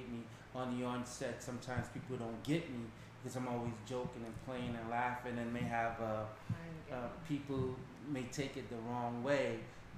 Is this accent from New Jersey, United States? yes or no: yes; Newark, New Jersey, United States; I too grew up in Newark.